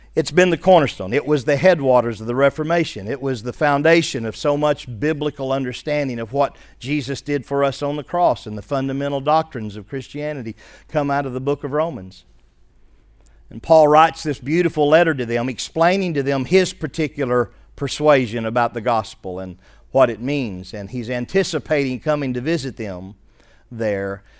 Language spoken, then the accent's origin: English; Arkansas, United States; also born or lived in West Virginia; We're from Arkansas.